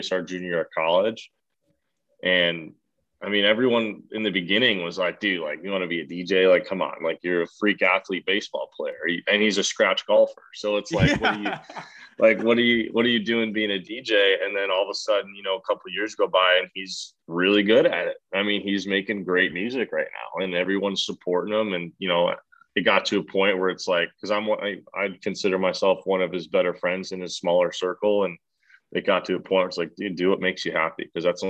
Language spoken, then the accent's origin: English; Milwaukee, Wisconsin, United States; So I'm from Milwaukee, Wisconsin, and you don't get recruited to go anywhere if you live in Wisconsin.